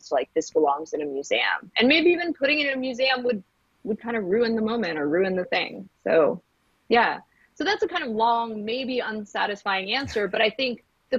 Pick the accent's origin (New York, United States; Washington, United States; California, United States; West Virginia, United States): New York, United States; New York City; moved away; I grew up in New York City